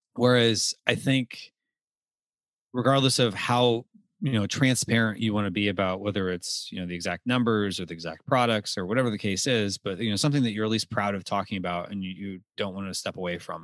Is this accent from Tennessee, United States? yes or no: no; Texas, United States; moved away; I grew up in Texas